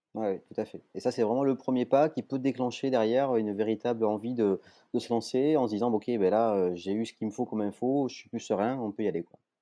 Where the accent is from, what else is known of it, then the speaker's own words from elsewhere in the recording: Toulouse, Occitania, France; je suis toulousain